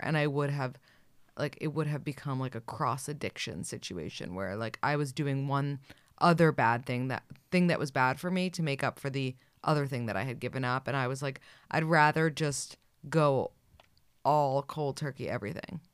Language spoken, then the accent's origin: English; New York City, New York, United States; I grew up in New York City